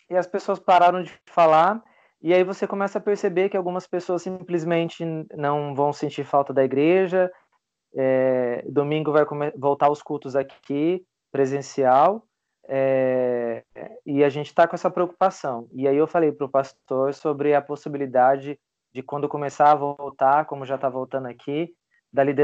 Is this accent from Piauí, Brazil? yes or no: no; Fernandópolis, São Paulo, Brazil; moved away; Eu tenho choque cultural por ter saído de Fernandópolis, interior de São Paulo, e morar aqui no interior de Santa Catarina.